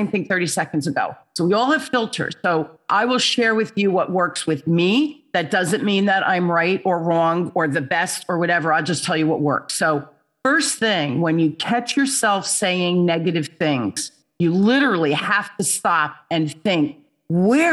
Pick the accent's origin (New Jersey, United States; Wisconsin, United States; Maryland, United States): New Jersey, United States; Newark; also born or lived in Holmdel, New Jersey; I grew up in Newark, New Jersey, which was the inner city, riots, the whole thing, scary place to be. And we moved to this place called Homedale